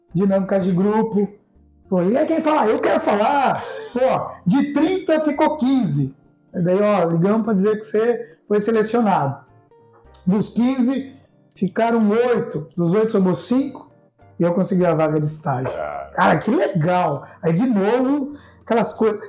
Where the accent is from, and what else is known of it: Piracicaba, São Paulo, Brazil; born or raised there; also born or lived in Sorocaba